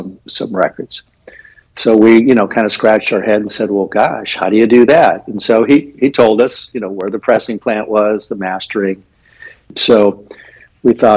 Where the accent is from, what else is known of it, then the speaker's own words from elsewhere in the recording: Anaheim, California, United States; now in Los Angeles, United States; I grew up in in Anaheim, and then to go to school, I went to Los Angeles at UCLA